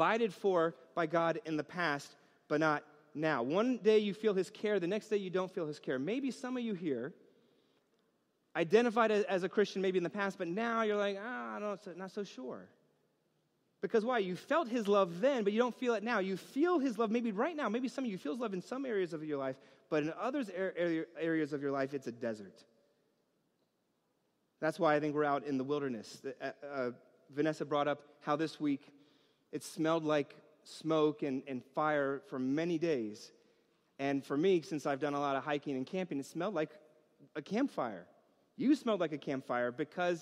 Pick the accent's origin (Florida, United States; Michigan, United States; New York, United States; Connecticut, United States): New York, United States; growing up in New York